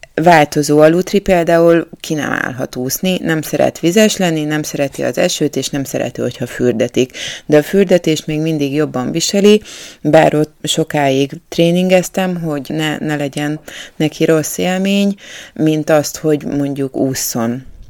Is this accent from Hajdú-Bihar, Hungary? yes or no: no; Budapest, Hungary; én budapestiként